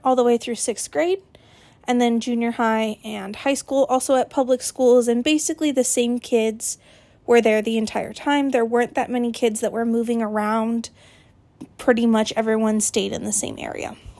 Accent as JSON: {"language": "English", "town": "Gilbert", "region": "Arizona", "country": "United States", "tie": "born or raised there", "said": "I was born and raised in Gilbert."}